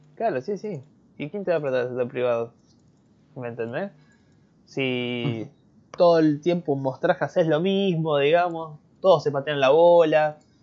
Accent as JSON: {"language": "Spanish", "country": "Argentina", "said": "Yo soy argentino"}